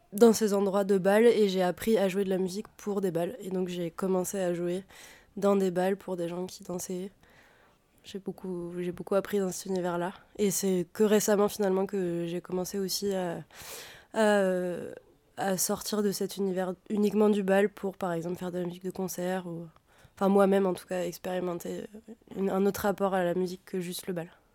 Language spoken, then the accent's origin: French; Auvergne-Rhône-Alpes, France; j'ai grandi en Auvergne